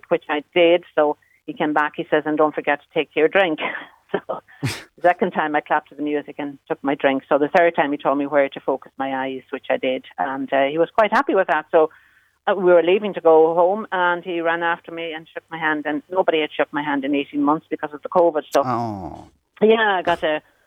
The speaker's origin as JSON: {"language": "English", "area": "Achill", "region": "Connacht", "country": "Ireland", "tie": "born or raised there", "said": "Born on the island, raised on the shore, as they say. I'm from Achill"}